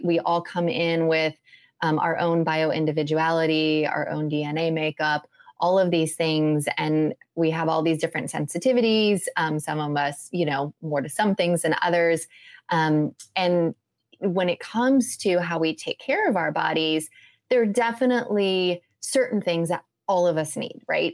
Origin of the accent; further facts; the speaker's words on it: Midwest, United States; moved away; also born or lived in California; I grew up in the Midwest